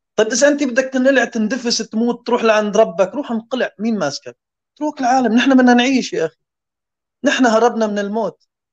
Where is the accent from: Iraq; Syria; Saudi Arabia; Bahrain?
Syria; moved away as an adult; now in Denmark; هذا البلد أول ما جينا عليه نحن كسوريين، كلاجئين